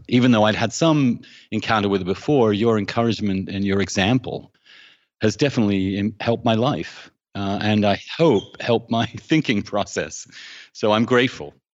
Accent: England, United Kingdom; moved away as an adult; I grew up in England, um, in the seventies and eighties

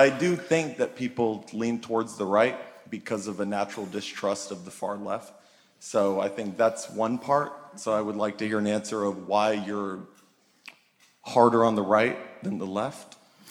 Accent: Dallas, Texas, United States; I'm from Dallas. I'm probably your biggest black fan you'll ever meet.

